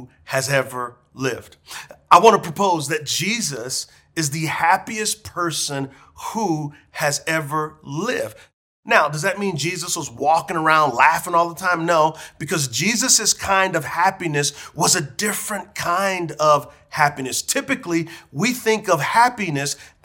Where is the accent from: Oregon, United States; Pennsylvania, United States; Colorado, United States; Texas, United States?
Texas, United States; San Antonio; When I was a little boy growing up in San Antonio, Texas